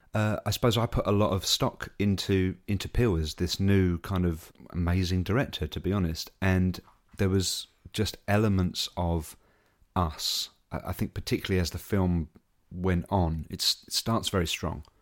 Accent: England, United Kingdom; as an Englishman

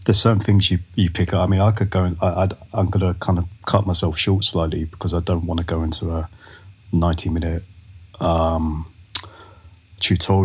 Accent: London, United Kingdom; moved away as an adult; now in Los Angeles, United States; I'm from Northwest London. So I grew up in a little place called Rainers Lane. I grew up in Willesden. So around, Harrow and Brent is where I grew up, and where I was until about 23, 24.

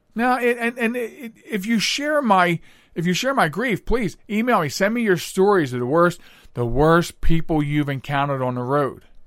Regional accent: Pennsylvania, United States; I grew up in Pennsylvania

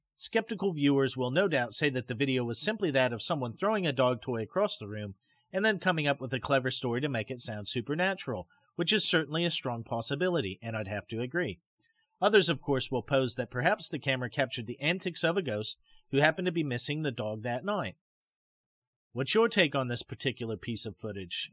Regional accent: Pacific Northwest, United States; when I was growing up in the Pacific Northwest

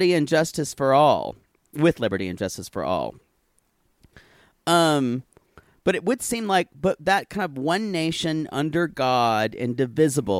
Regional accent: North Carolina, United States; where I grew up in North Carolina

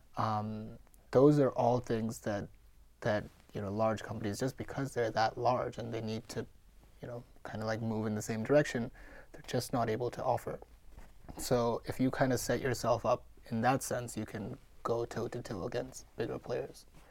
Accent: Mumbai, Maharashtra, India; moved away; I'm born and raised in India

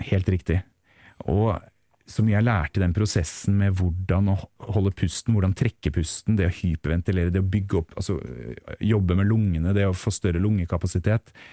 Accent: Tønsberg, Vestfold, Norway; also born or lived in Teie; hjemme i Tønsberg

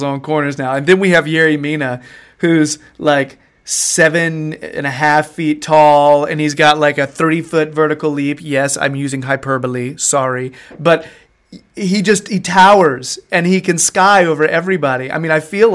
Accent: United States; I am American guy.

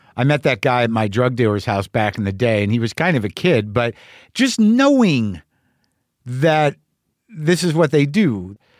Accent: New Mexico, United States; also born or lived in New Jersey; I was born in sixty three, New Jersey. I was raised in New Mexico

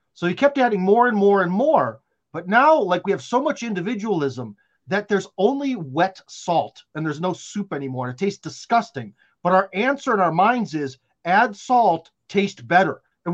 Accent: Russia; English is a second language; I am from Russia, so everything sounds very the way they speak.

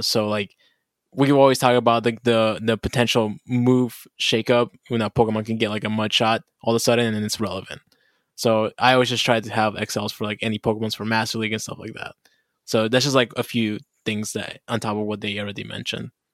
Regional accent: Bolivia; we also have a dish in Bolivia

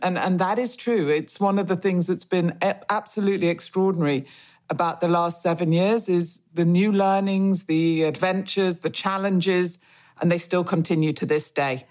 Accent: Manchester, North West England, United Kingdom; I grew up in Manchester

